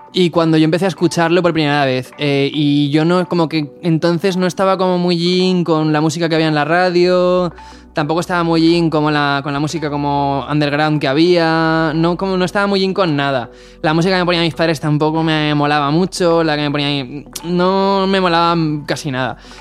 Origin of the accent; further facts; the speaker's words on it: Valencia, Valencian Community, Spain; creciendo en España, yo en mi caso en Valencia